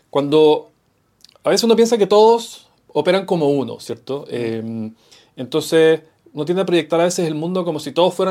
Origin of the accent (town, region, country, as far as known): Chile